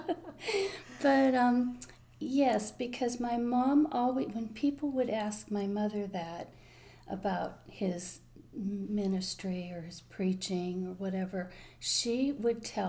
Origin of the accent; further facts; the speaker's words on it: Waterford, Pennsylvania, United States; We lived out in the country. When I was born, we moved out in the country in Waterford, PA